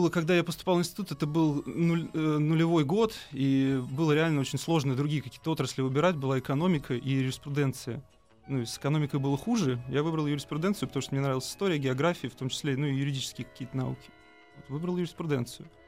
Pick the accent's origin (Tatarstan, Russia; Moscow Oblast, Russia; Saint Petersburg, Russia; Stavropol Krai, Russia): Moscow Oblast, Russia; Reutov; А я из Реутова, Московской